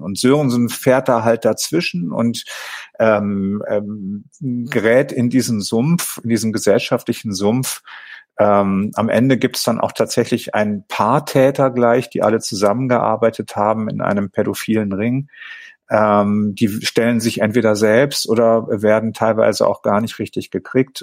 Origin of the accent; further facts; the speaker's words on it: Tönning, Schleswig-Holstein, Germany; Ich komme ja gebürtig aus Tönning